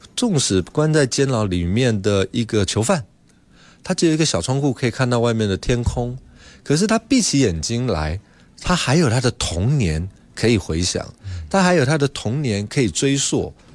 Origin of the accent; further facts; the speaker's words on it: Taipei, Taiwan; 我小时候在蒙甲这个地方